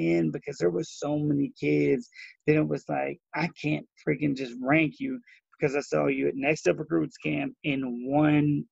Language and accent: English; Newburgh area, Kentucky, United States; I'm from the Newburgh area